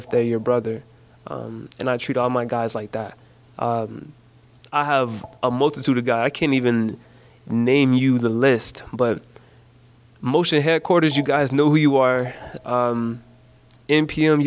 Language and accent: English; Jacksonville, Florida, United States; growing up in Jacksonville.